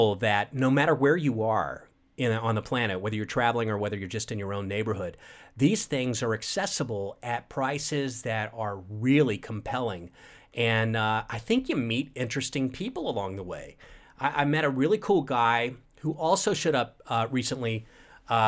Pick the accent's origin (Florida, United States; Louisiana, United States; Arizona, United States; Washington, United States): Florida, United States; Tampa Bay area; also born or lived in New York; now in Los Angeles, United States; I grew up in the Tampa Bay area of Florida